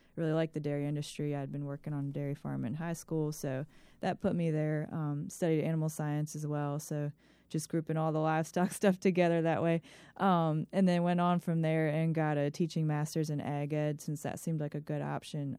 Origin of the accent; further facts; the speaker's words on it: Ellicott City, Maryland, United States; moved away as an adult; also born or lived in Virginia; now in Chesterfield, United States; I grew up in Howard County, Maryland, in a place called Ellicott City